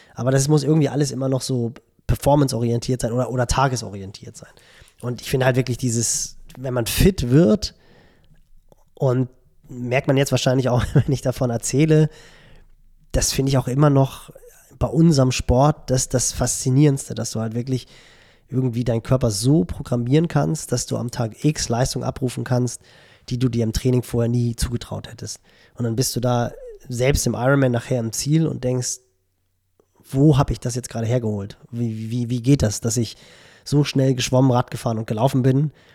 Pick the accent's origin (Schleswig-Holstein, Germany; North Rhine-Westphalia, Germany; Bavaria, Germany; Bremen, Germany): Schleswig-Holstein, Germany; Barmstedt; also born or lived in Hamburg; ich bin ja in Barmstedt groß geworden, so einen kleinen Vorort von Hamburg